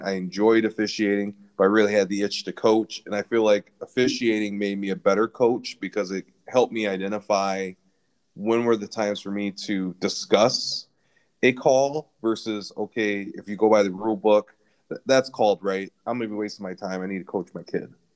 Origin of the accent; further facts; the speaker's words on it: Lansing, Michigan, United States; I was a kid growing up in Lansing